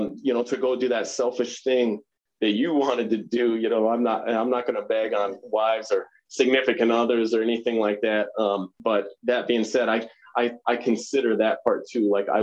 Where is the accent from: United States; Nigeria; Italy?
United States; Pelican, Midwest; where we grew up in Pelican, like, and I can so easily bring myself back there, like, around town in a community like that, a small town Midwest community